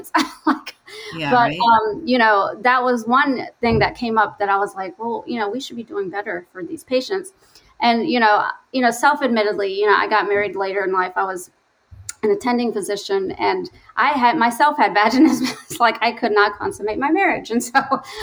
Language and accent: English; North Carolina, United States; now in Chicago, United States; I grew up in the South in North Carolina